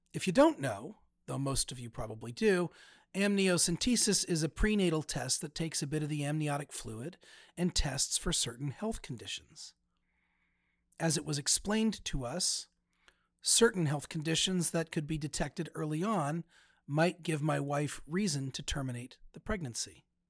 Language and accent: English; United States; now in Cincinnati, United States; as an American